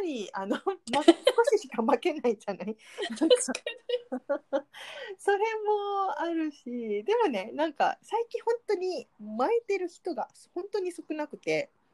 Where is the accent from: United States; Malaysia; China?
Malaysia; Japanese is a second language; moved away; マレーシア人としては